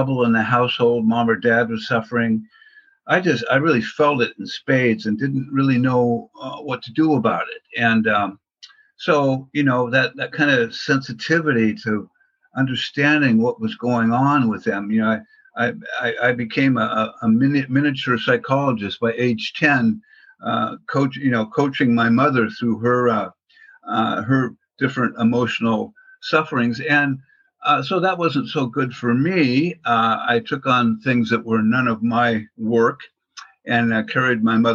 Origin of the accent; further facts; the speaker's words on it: Portland, Oregon, United States; I grew up in Portland, Oregon